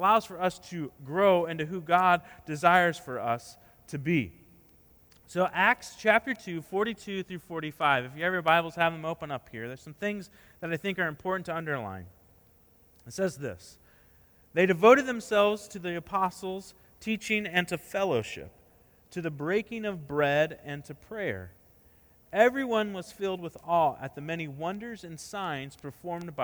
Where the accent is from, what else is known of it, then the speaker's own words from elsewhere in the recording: Indiana, United States; when I was in middle school in Indiana